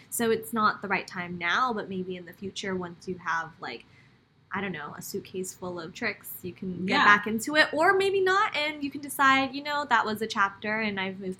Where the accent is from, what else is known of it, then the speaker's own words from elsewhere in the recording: California, United States; I'm from California, exactly. Born and raised.